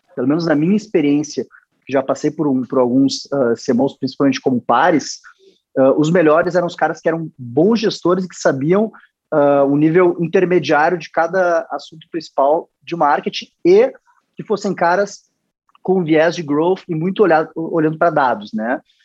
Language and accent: Portuguese; Rio Grande do Sul, Brazil; Sou gaúcho, sou gremista.